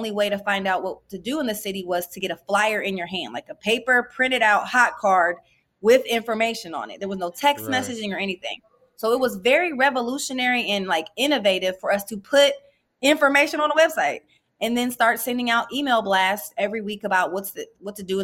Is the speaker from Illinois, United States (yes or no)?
no; Columbus, Ohio, United States; I'm from Columbus, Ohio, and seen a lot of entrepreneurs, both legal and illegal, around